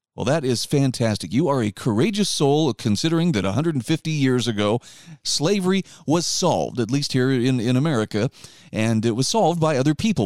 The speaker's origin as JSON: {"language": "English", "region": "Utah", "country": "United States", "said": "my home state of Utah."}